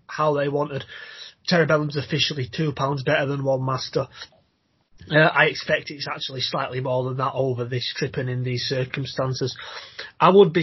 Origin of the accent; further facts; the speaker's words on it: Yorkshire and the Humber, United Kingdom; being a Yorkshireman